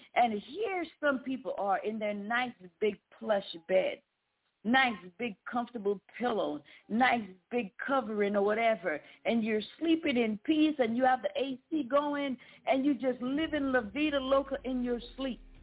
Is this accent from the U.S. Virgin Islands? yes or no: yes; U.S. Virgin Islands; now in United States; I was born in the Virgin Islands